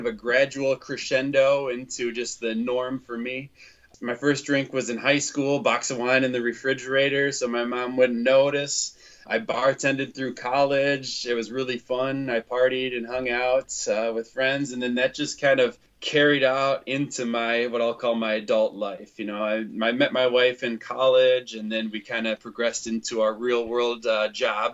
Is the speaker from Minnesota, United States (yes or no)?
yes; Winona, Minnesota, United States; now in Cottage Grove, United States; I grew up in Winona, Minnesota, and now I live in Cottage Grove, Minnesota